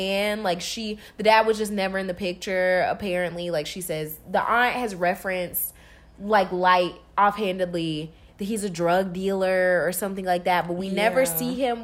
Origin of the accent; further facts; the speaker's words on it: South Carolina, United States; I'm from South Carolina